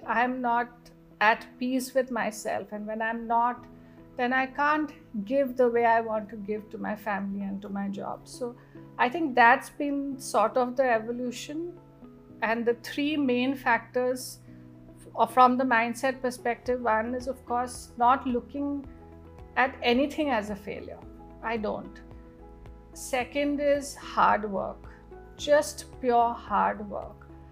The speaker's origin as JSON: {"language": "English", "region": "Northeast India", "country": "India", "moved": "yes", "said": "we come from the Northeast where you know women are really empowered in the true sense of the word"}